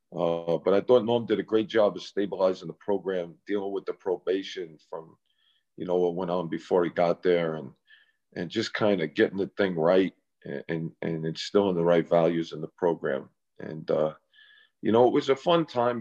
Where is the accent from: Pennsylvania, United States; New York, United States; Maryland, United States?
New York, United States; New York City; to be able to do it in my hometown